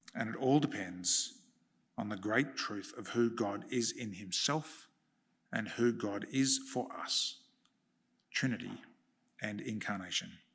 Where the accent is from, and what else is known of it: Australia